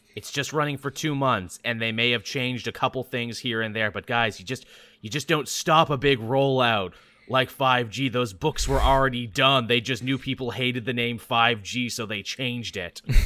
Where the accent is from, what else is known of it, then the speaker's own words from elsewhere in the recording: Canada; as a Canadian